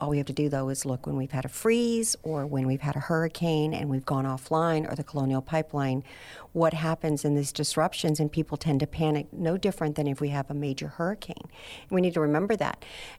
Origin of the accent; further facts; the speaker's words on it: Houston, Texas, United States; I grew up in Houston.